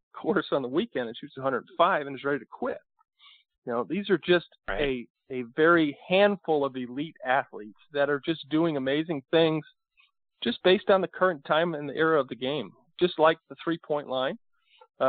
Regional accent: Rhode Island, United States; moved away; I grew up in Rhode Island.

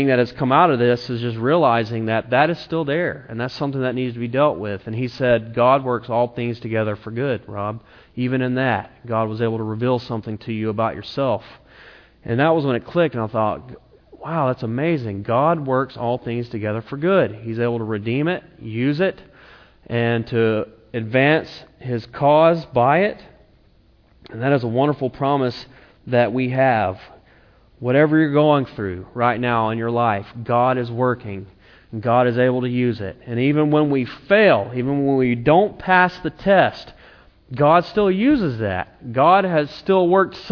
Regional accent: South Carolina, United States; moved away as an adult; also born or lived in Tennessee; now in Napa, United States; I'm from South Carolina, and I went to a place in Tennessee

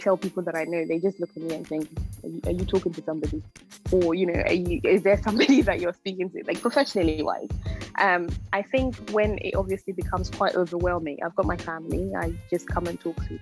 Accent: Ghana; now in United Kingdom; I grew up in Ghana, and then we moved here

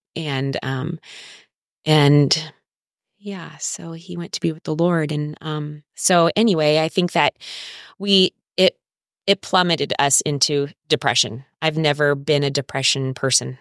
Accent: Orange County, California, United States; moved away as an adult; now in San Diego, United States; I am from Orange County

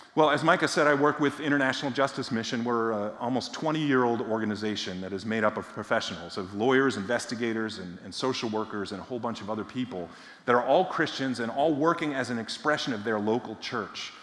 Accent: near Boston, Massachusetts, United States; I grew up in Massachusetts, not far from Boston, about 10 miles from what was then called Schaefer Stadium

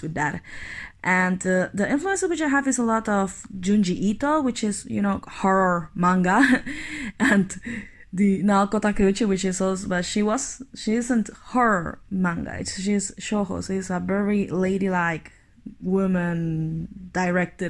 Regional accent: Bolivia; I'm from Bolivia, which is a country in the middle of South America

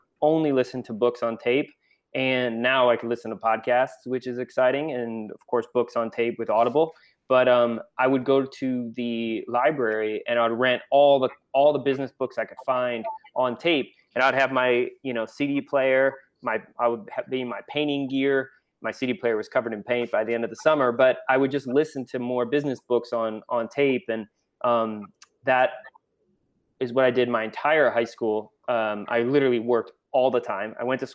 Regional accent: Cleveland, Ohio, United States; grew up in Cleveland, Ohio

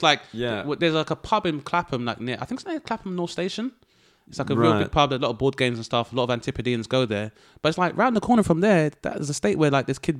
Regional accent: Grenada; Being like, I'm from Grenada, but like I said, realizing like at university up north that white people don't know nor do they give a fuck.

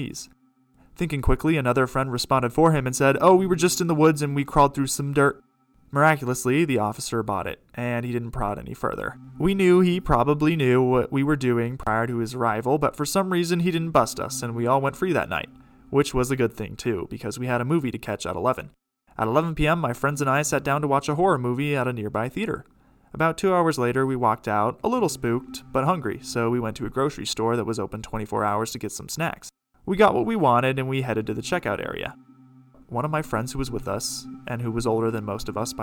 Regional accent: Brookfield, Wisconsin, United States; in my hometown of Brookfield, Wisconsin

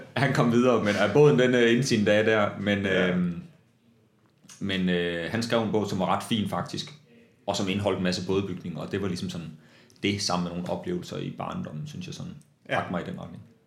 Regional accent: Vesthimmerland, North Denmark Region, Denmark; jeg voksede op i Vesthimmerland

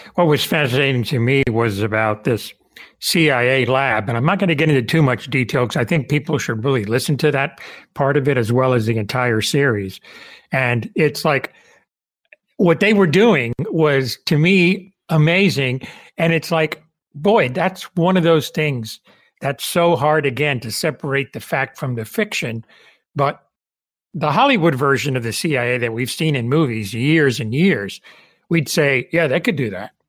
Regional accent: Cuba; moved away; I was born in Cuba

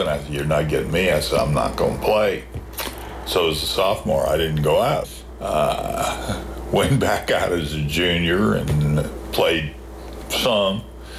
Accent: Burgettstown, Pennsylvania, United States; moved away; also born or lived in Washington, Pennsylvania / Charlottesville, Virginia; In Burgettstown, Pennsylvania. small town. Didn't have a stoplight at that time, but it does have one now.

